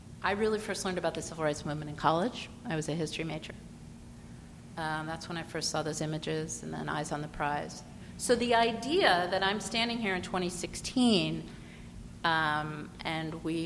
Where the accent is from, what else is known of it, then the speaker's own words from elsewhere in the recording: Cleveland, Ohio, United States; also born or lived in Baltimore; now in Montgomery County, United States; I was born a few days before the Civil Rights Act was passed. I grew up in Ohio, in Cleveland